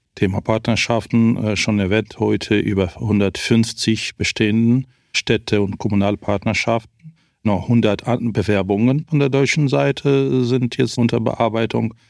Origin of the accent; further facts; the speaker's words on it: Ukraine; bei uns in der Ukraine